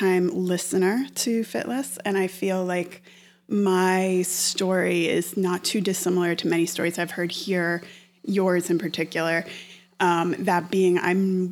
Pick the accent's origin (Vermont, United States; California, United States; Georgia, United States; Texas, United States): Vermont, United States; Stowe; moved away as an adult; now in New York, United States; I'm from Vermont. I'm from Stowe, Vermont, which is a ski resort. And, you know, we got out of school every day at noon or on Fridays at noon to go skiing every winter